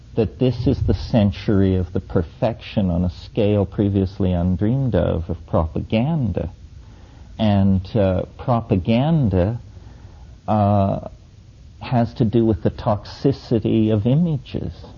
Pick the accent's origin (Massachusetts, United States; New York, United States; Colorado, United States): Colorado, United States; near Mesa Verde, Four Corners area of; as a child, I grew up near Mesa Verde in the Four Corners area of Colorado